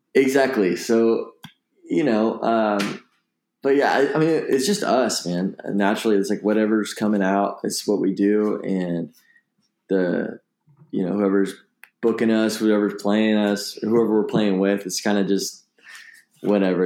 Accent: Bay Area, California, United States; growing up in the Bay Area

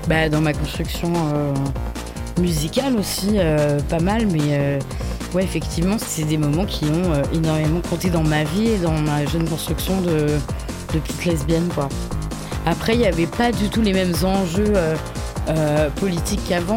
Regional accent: Paris, Île-de-France, France; born or raised there

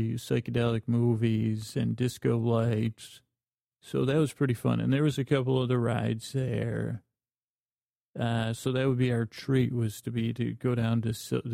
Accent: Syracuse, New York, United States; I grew up in Syracuse, New York.

